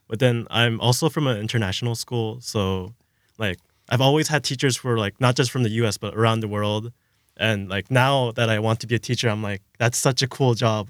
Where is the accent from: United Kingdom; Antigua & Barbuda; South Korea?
South Korea; moved away; I'm from Korea, so I've had a background in Korean, kind of, like, just speaking with my parents